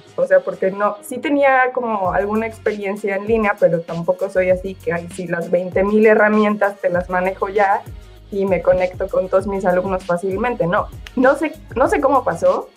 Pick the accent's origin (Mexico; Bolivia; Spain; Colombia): Mexico; moved away as an adult; now in Italy; soy mexicana y llevo dos años en Italia